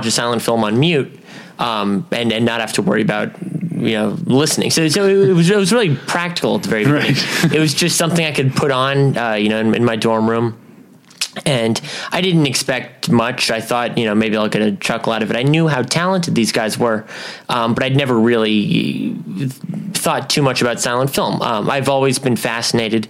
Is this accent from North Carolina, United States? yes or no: no; Huntington Beach, California, United States; From Huntington Beach, California